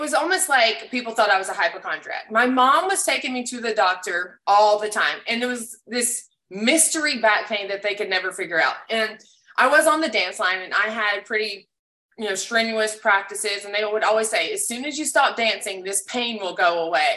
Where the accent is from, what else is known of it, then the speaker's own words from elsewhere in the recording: Alabama, United States; I grew up in Alabama